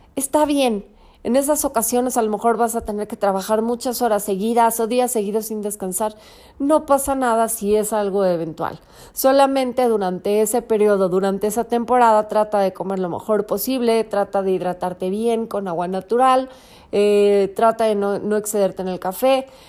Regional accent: Mexico; Hoy es día festivo en México, en mi país

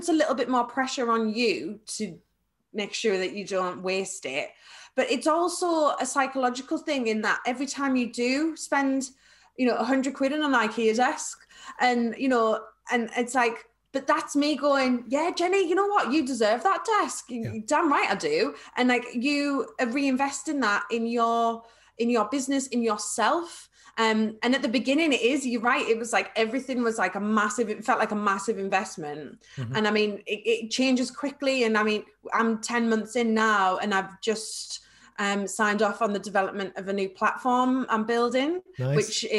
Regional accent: North West England, United Kingdom; accent: Scouse; So my scouse comes out, I'm like, I was on some chicken. Like, I've got a scouse. That's my awful scouse accent.

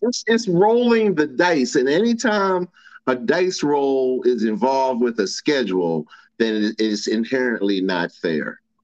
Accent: Baltimore, Maryland, United States; I'm from Baltimore.

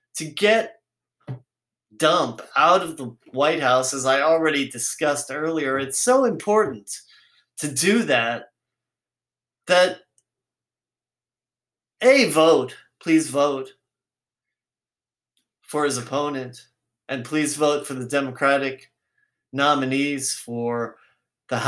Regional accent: San Francisco, California, United States; I'm from San Francisco

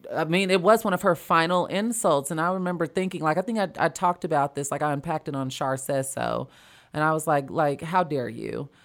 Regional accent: Chicago, Illinois, United States; now in Los Angeles, United States; growing up in Chicago, it was a bigger scene

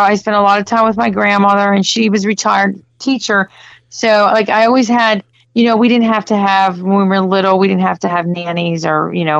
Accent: Hagerstown, Maryland, United States; moved away; also born or lived in South Florida; I was born in Hagerstown, Maryland, which is it's Western Maryland. It's near Washington, D.C., about an hour and a half to 2 hours outside of D.C.

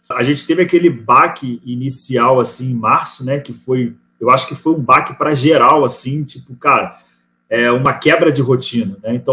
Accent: Rio de Janeiro, Brazil; now in Florianópolis, Brazil; É de São Paulo, é do, eu sou do Rio, né?

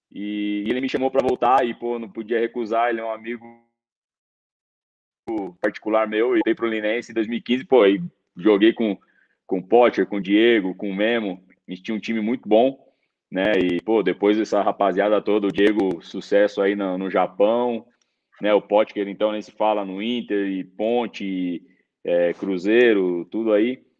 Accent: Cochabamba, Bolivia; Mas eu sou de Cochabamba mesmo.

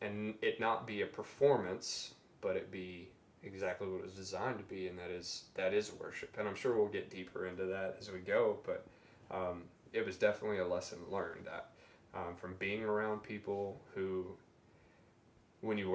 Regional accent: the Bible Belt, United States; growing up in the Bible Belt

